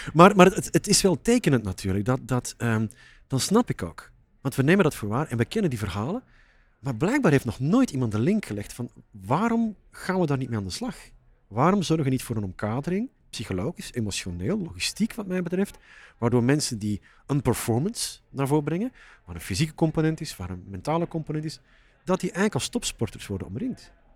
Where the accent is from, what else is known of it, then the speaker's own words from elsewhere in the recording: Flanders, Belgium; Als Vlaming